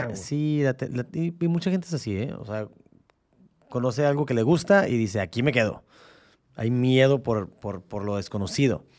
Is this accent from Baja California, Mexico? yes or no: yes; Baja California, Mexico; aquí seguimos siendo californianos